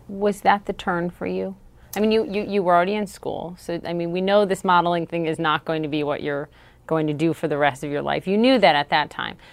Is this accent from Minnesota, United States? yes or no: yes; Minnesota, United States; something was just, just different for me growing up in Minnesota